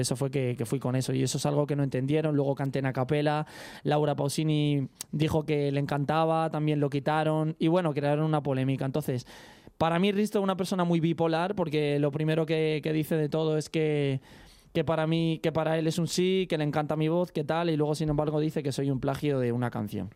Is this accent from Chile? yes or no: no; Toledo, Castilla-La Mancha, Spain; yo soy un español de Toledo representando siempre mi tierra natal